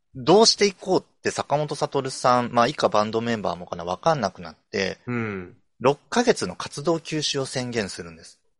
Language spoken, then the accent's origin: Japanese; Saitama, Japan; 埼玉出身